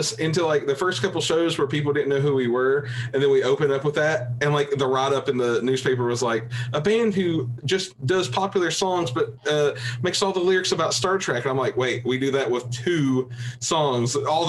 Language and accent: English; West Virginia, United States; accent: West Virginia; It's my West Virginia accent that messes it up.